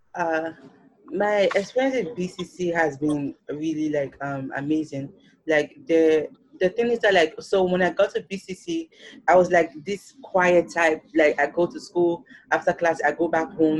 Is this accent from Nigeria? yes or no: yes; Nigeria; now in New York, United States; I'm a Nigerian